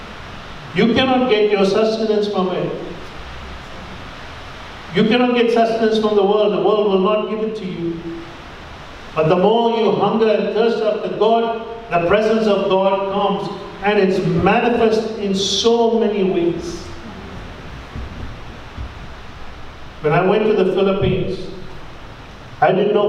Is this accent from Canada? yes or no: no; India; my status as an Indian